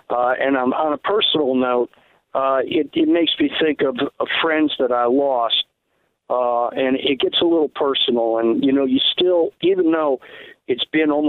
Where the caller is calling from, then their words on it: South Georgia, United States; I'm calling from South Georgia